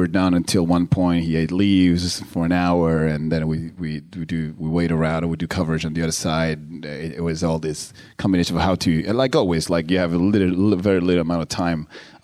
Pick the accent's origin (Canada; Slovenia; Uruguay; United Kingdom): Uruguay; I'm from Uruguay